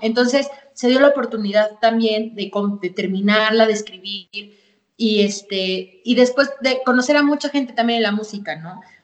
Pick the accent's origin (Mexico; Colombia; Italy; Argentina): Mexico; Pachuca, Hidalgo; aquí en mi ciudad, soy de Pachuca Hidalgo